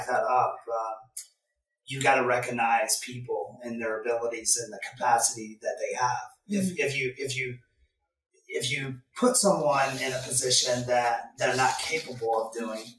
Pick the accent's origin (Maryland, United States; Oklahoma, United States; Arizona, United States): Oklahoma, United States; now in Midwest, United States; I grew up in Oklahoma